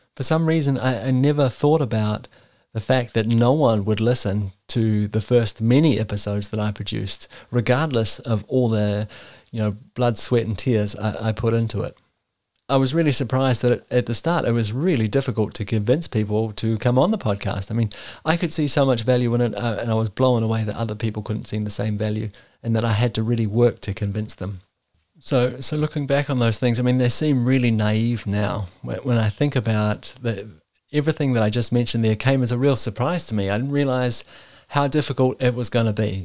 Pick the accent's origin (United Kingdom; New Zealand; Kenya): New Zealand; moved away as an adult; now in Denmark; I was born and raised in New Zealand, and I've been living in Denmark for the last ten years.